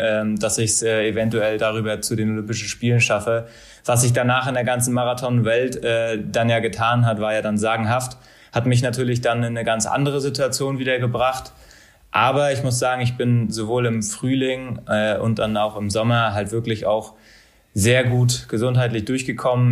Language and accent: German; Mecklenburg-Vorpommern, Germany; moved away as an adult; also born or lived in Bochum; auch wenn ich meine Heimat und auch mein Leben nach dem Sport in Mecklenburg sehe